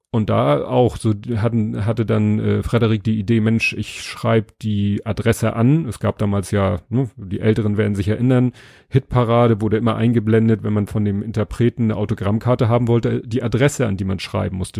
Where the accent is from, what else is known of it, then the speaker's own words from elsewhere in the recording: Hamburg, Germany; als Hamburger